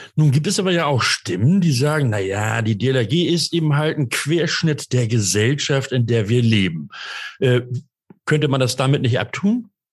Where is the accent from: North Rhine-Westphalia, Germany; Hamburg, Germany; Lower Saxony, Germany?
Hamburg, Germany; ich bin Hamburger und heute im Norden unterwegs